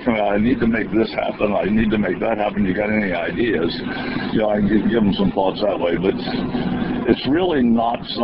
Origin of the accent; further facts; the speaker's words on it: Cincinnati, Ohio, United States; when I grew up in Cincinnati